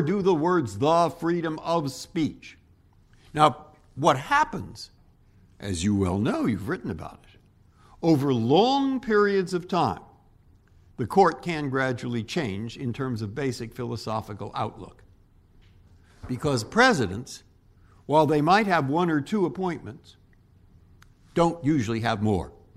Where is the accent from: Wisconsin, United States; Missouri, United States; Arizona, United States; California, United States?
California, United States; San Francisco; moved away as an adult; also born or lived in Cambridge, Massachusetts; now in Washington, United States; I was born in San Francisco. My family's from San Francisco. I went to Lowell High School.